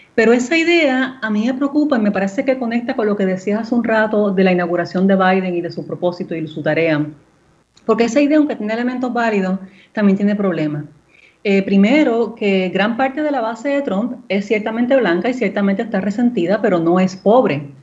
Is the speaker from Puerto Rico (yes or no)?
yes; Puerto Rico; moved away; una puertorriqueña criada en la isla, ¿verdad? Viviendo allá por 10 años